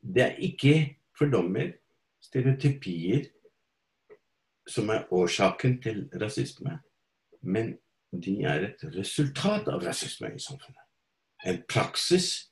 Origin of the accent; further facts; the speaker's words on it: India; now in Norway; Opprinnelig fra India og har bodd her i ca. 50 år nå